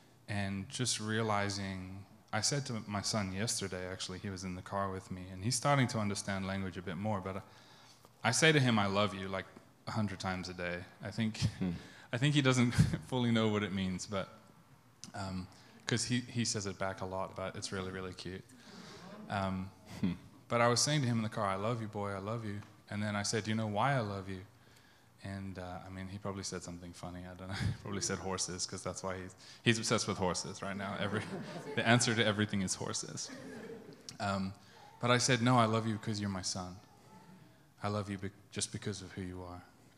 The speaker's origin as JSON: {"language": "English", "region": "England", "country": "United Kingdom", "tie": "born or raised there", "also_born_or_lived": "South Africa", "moved": "as an adult", "said": "I'm confused because I was born in South Africa. I moved to England when I was 11. And then when I was 25, I moved here and I've spent 8 years here."}